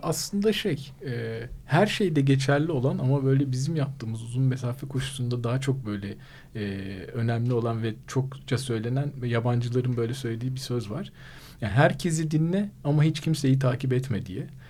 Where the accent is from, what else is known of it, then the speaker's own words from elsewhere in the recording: Mersin, Turkey; moved away; memleketim Mersin